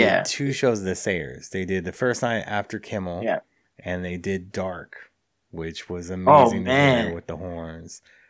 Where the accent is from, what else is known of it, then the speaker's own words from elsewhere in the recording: Los Angeles, California, United States; I love LA. It's my hometown.